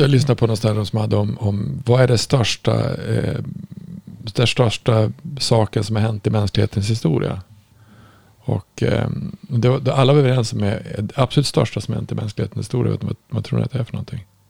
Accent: Norrland, Sweden; jag kommer från Norrland

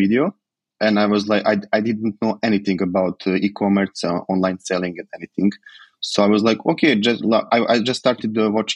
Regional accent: Požarevac, Serbia; moved away as an adult; also born or lived in Belgrade, Serbia; now in Dubai, United Arab Emirates; I am from Požarevac. It's a little city, like 1 hour from the Belgrade

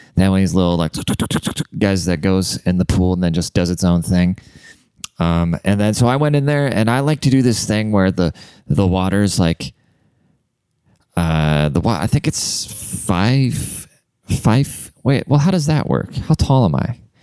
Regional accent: Germany; now in United States; I'm fucking German. I grew up in Germany. I'm a German immigrant.

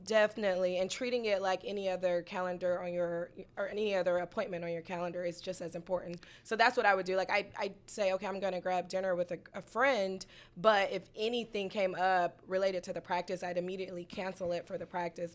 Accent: Atlanta, Georgia, United States; also born or lived in Oklahoma City; my hometown, Southwest Atlanta

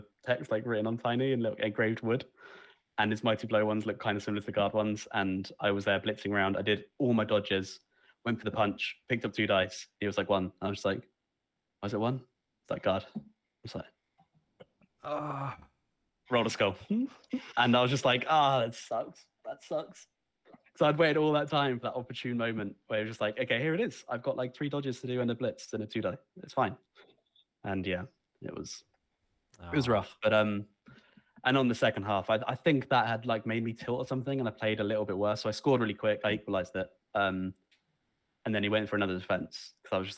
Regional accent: Southampton, South East England, United Kingdom; around Southampton

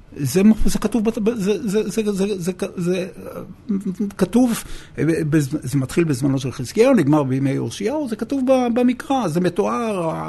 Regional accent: Beersheba, Southern District, Israel; moved away as an adult; now in Jerusalem, Israel; נולדתי בבאר שבע, גדלתי בבאר שבע, והגעתי לירושלים במסגרת השירות הצבאי שלי

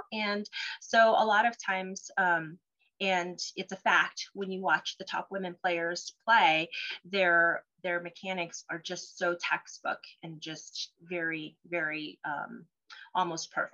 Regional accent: Colorado, United States; first language Cantonese; English is a second language; also born or lived in Cholon, Vietnam; I'm a Colorado native. I consider myself a native. I've been here since I was three

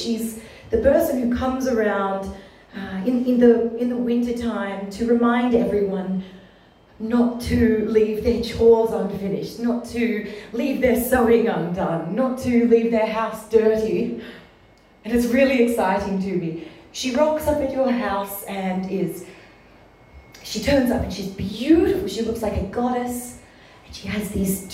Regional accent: Ballarat, Victoria, Australia; Well, I grew up in Ballarat

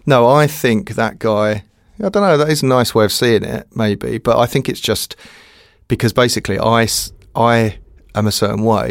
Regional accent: Dartford, South East England, United Kingdom; Dartford in Kent

